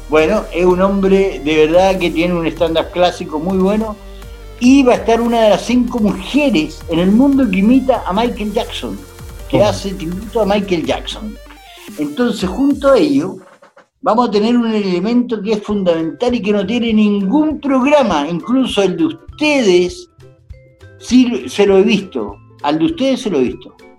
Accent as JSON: {"language": "Spanish", "country": "Chile", "said": "Nosotros como chilenos"}